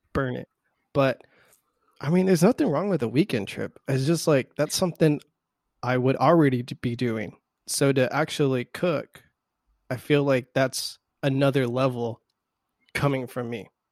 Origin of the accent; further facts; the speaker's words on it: South Texas, United States; we're from South Texas